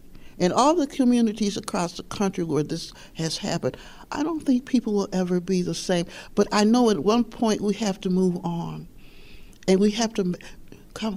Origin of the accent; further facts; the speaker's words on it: Buffalo, New York, United States; East Side, because I grew up on the East Side of Buffalo